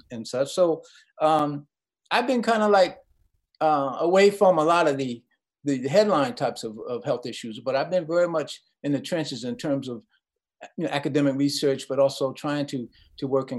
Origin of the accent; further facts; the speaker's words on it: New York City, New York, United States; also born or lived in Queens, New York / Ohio; I'm a New York kid. You know, I grew up in Brooklyn, and then our family moved out to Queens